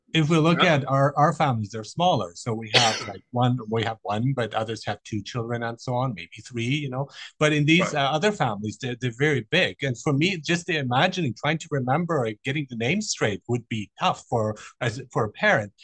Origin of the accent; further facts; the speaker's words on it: Germany; moved away; also born or lived in Iran; I was born in Iran. I, I grew up in Germany